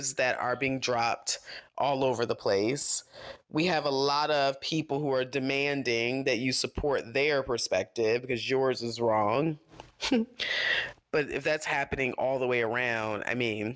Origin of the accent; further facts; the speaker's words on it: United States; as an American